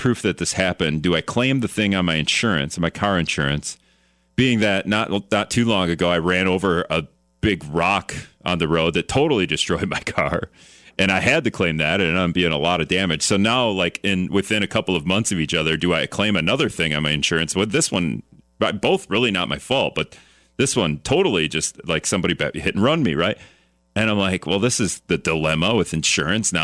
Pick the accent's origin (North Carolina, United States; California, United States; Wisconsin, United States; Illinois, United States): Wisconsin, United States; Greenville; moved away as an adult; now in La Crosse, United States; My own experience growing up in Greenville, Wisconsin, and going to Hortonville High School